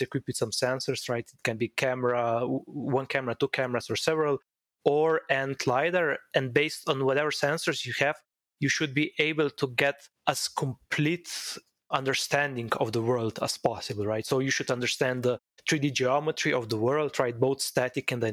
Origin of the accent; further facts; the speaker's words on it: Slovenia; moved away as an adult; also born or lived in Pittsburgh, United States; I was raised and born in Slovenia, a quite small country in Central Europe